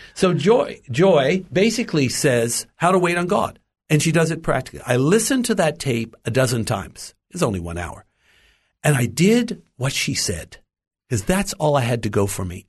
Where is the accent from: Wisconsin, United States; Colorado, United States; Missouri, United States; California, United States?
California, United States; Los Angeles; I was born in the United States, in Los Angeles